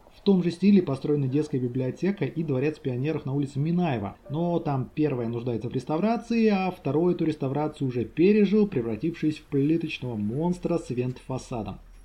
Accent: Ulyanovsk, Ulyanovsk Oblast, Russia; born or raised there

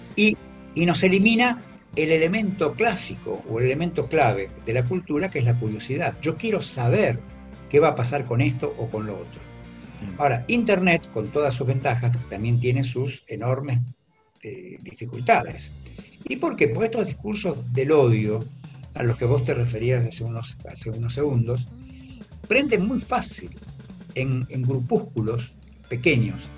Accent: Argentina; somos los argentinos

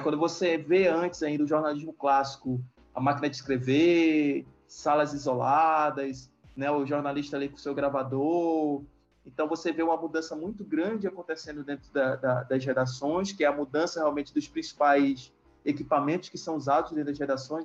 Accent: Macapá, Amapá, Brazil; moved away as an adult; also born or lived in Fortaleza / Salvador / Málaga; Macapá, que é a cidade onde eu nasci, morei, me criei

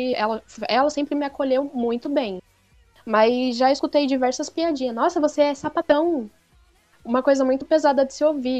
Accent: São Paulo, Brazil; eu sou de São Paulo

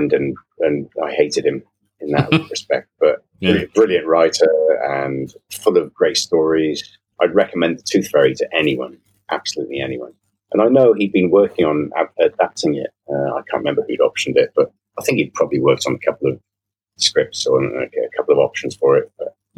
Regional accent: Devon, South West England, United Kingdom; small village England, which is where I grew up in Devon, causing chaos with my cousin in a little village in Devon.

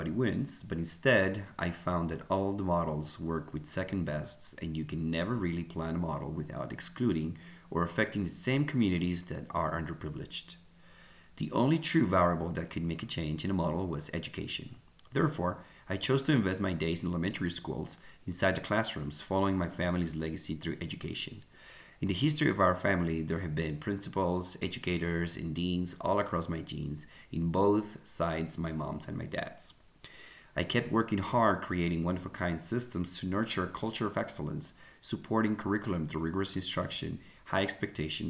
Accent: Colombia; moved away as an adult; also born or lived in Egypt / Bogota; now in United States; I was born and raised in Colombia, lived in Egypt, and now living in the US.

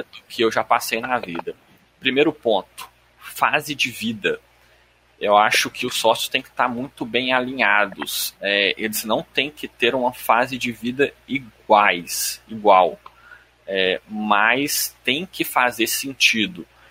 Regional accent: Belo Horizonte, Minas Gerais, Brazil; Eu sou de BH, mineiro, raiz

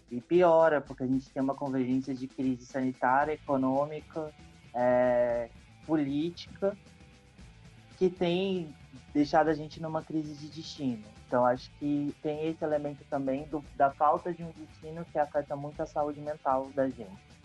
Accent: Brasília, Federal District, Brazil; born there; now in João Pessoa, Brazil; Eu tô atualmente morando em João Pessoa, na Paraíba. É, sou brasiliense de nascimento, mas já, já rodei

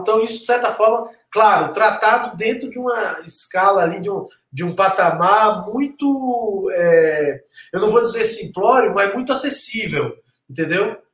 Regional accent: Santos, São Paulo, Brazil; accent: Bahian; also born or lived in Salvador, Bahia; now in São Paulo, Brazil; Minha infância foi no Gonzaga, em Santos

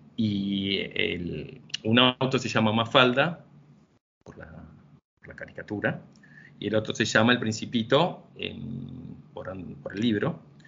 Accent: Argentina; somos ocho, ocho argentinos

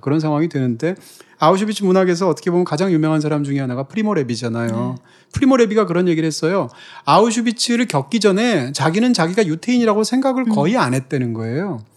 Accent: Gangwon, South Korea; 제 경우에는 뭐 남자라든지, 뭐 대한민국 사람이라든지, 무슨 뭐 강원도 출신이라든지

